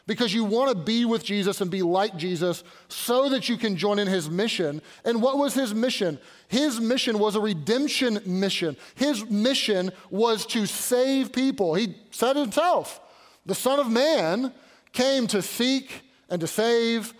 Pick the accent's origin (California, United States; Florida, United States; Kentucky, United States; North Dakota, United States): Kentucky, United States; Louisville; now in Pittsburgh, United States; I was born and raised in Louisville